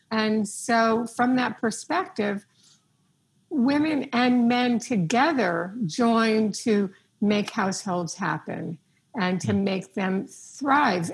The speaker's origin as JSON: {"language": "English", "region": "New York", "country": "United States", "said": "I'm a New Yorker"}